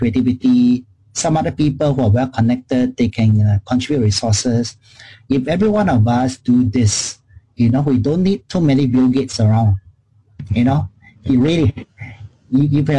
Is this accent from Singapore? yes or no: yes; Singapore; I grew up in Chinatown